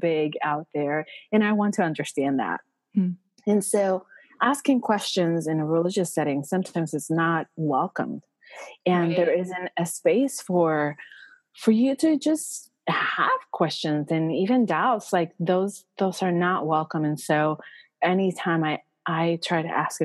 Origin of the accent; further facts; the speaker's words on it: Puerto Rico; moved away as an adult; also born or lived in Minnesota; I was born and raised in Puerto Rico